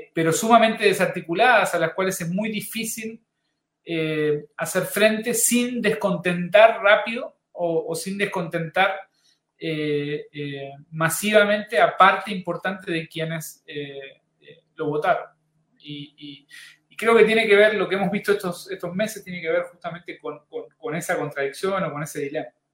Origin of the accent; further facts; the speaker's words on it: Uruguay; moved away as an adult; now in Chile; mi país de origen, Uruguay